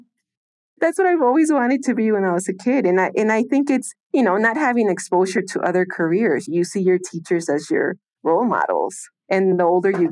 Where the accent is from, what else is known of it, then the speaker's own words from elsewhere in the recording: Chicago, Illinois, United States; English is a second language; moved away as an adult; now in Mexico; We grew up in Rogers Park, Edgewater area, the north side of Chicago